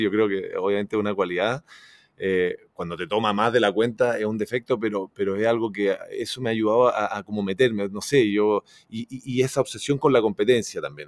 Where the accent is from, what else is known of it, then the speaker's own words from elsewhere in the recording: Chile; me siento muy brasilero también, o sea, como soy muy chileno, pero yo todos los veranos, imagínate, me iba a Brasil